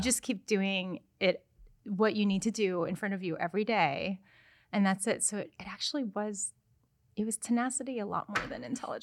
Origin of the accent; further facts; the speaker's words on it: United States; I'm American.